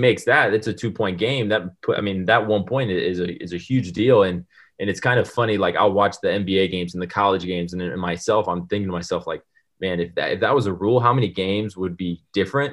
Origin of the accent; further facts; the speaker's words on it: United States; moved away as an adult; being American